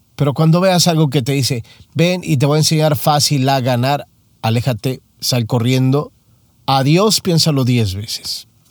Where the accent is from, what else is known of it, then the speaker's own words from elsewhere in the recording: Mexico; Soy mexicano